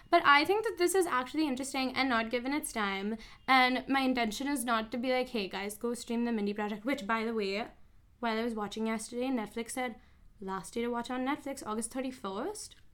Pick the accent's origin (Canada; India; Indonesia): India; Mumbai, Maharashtra; Mumbai, India